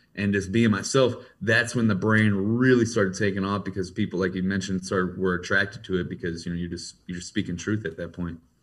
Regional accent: Ferguson, Missouri, United States; I grew up in Ferguson, Missouri.

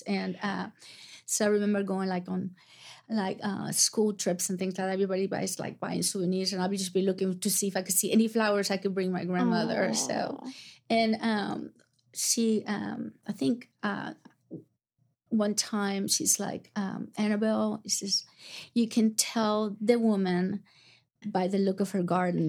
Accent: Atalaya, Veraguas, Panama; moved away as an adult; also born or lived in Florida / Oklahoma City; my hometown is called Atalaya, and it was 500 people, maybe.

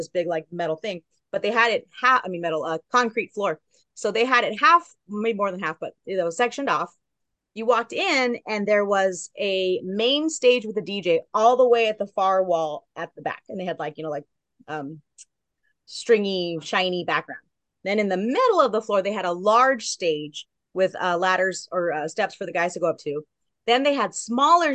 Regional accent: Southern California, United States; also born or lived in Long Beach; I'm from Southern California

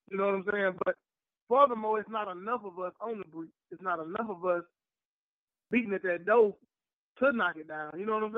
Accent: Southern Mississippi, United States; I'm from Southern Mississippi. So I'm an hour and a half from New Orleans. I know that culture. I'm about an hour from Pensacola, 30 minutes from Mobile.

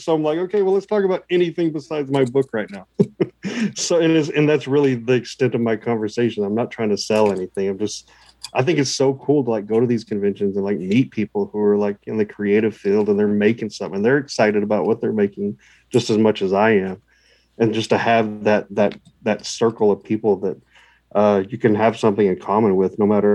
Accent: Texas, United States; I'm from Texas

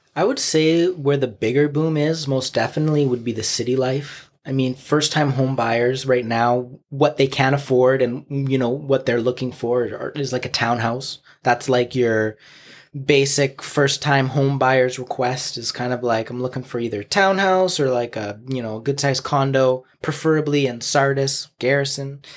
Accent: Chilliwack, British Columbia, Canada; I grew up on Berkeley Avenue, which is downtown Chilliwack

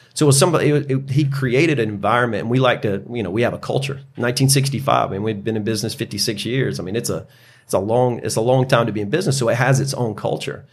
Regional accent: Greenville, South Carolina, United States; born and raised in Greenville

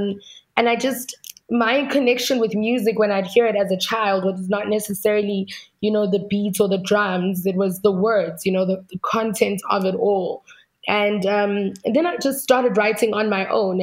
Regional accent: South Africa; where I come from

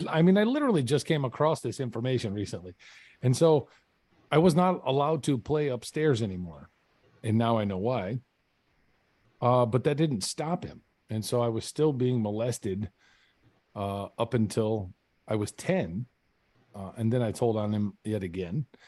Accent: Carson City, Michigan, United States; I grew up in Michigan, uh, in small town Michigan. Uh, it's called Carson City.

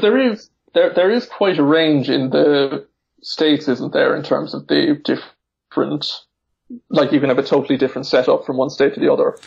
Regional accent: Ireland; I'm from Ireland

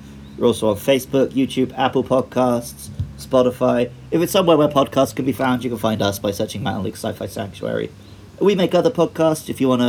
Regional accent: Wells, South West England, United Kingdom; I didn't watch Hot Fuzz in my hometown where it was filmed.

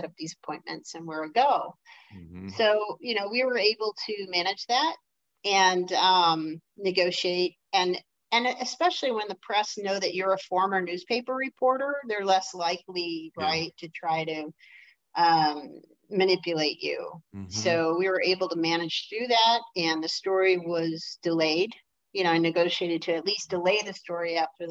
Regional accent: Detroit, Michigan, United States; I'm from Detroit

